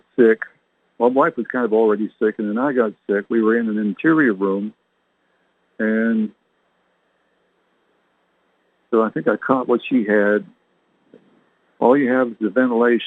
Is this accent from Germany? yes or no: no; Canada; moved away; I was born and raised in Canada